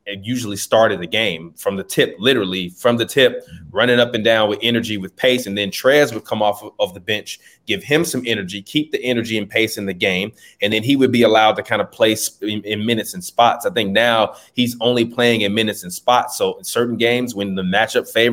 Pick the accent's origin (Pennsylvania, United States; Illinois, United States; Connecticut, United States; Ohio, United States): Illinois, United States; Chicago; I'm from the South Side of Chicago